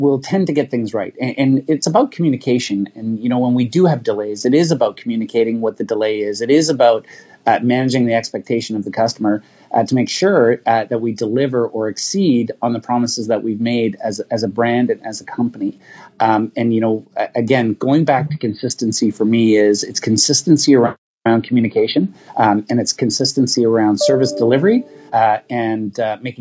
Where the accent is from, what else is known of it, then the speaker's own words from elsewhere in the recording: Roodepoort, Gauteng, South Africa; now in Canada; as a young boy in South Africa